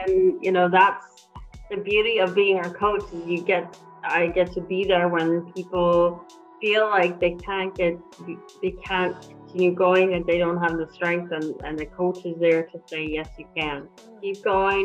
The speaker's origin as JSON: {"language": "English", "town": "Winnipeg", "region": "Manitoba", "country": "Canada", "tie": "born or raised there", "also_born_or_lived": "California", "moved": "as an adult", "lives_now": "Vancouver, Canada", "said": "I was born in Winnipeg, and I decided to move to Vancouver some years ago"}